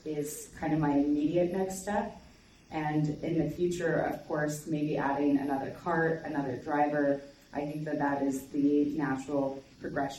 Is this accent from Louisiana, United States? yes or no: no; Plant City, Florida, United States; I'm also from Plant City